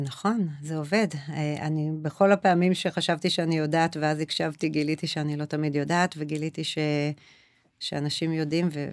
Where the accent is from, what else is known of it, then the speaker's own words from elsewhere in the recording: Israel; also born or lived in Ra'anana; now in Kadima-Tzoran, Israel; אני גדלתי אה, בכפר כילדה, ואז עם המשפחה שלי אה, עברנו לעיר, ההורים שלי גם היום בקד... ברעננה